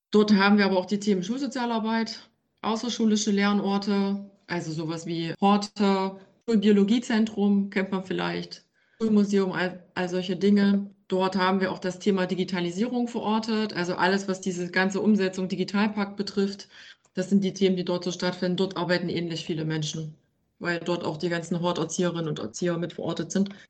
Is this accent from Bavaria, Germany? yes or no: no; Ore Mountains, Saxony, Germany; now in Leipzig, Germany; ich stamme tatsächlich aus dem Erzgebirge und bin dann einige Male umgezogen